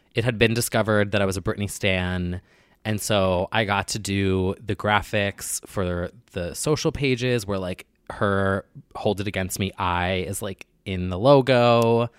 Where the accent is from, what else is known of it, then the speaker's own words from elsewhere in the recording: New Jersey, United States; I'm from New Jersey